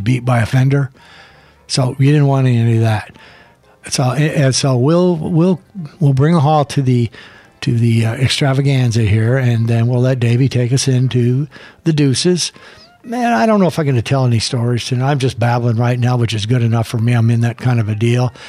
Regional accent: El Paso, Texas, United States; I grew up in El Paso

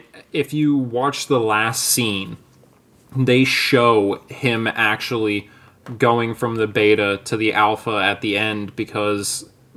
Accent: Texas, United States; I was born in fucking Texas.

